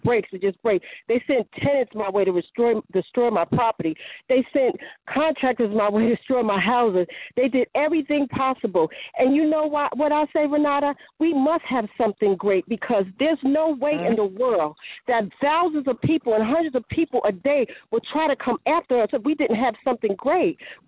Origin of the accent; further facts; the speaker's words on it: New Jersey, United States; I'm from New Jersey.